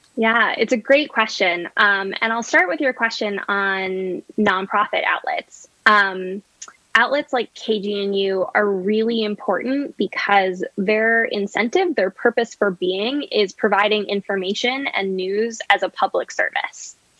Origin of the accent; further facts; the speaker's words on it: Chicago, Illinois, United States; moved away; I'm from Chicago originally